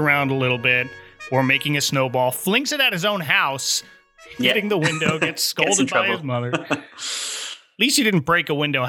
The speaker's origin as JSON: {"language": "English", "region": "New Jersey", "country": "United States", "tie": "born or raised there", "moved": "yes", "lives_now": "Orlando, United States", "said": "I grew up north in New Jersey"}